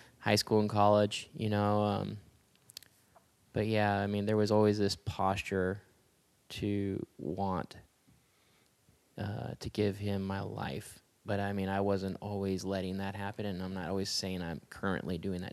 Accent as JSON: {"language": "English", "region": "Southern California", "country": "United States", "tie": "born or raised there", "said": "I was born and reared in Southern California"}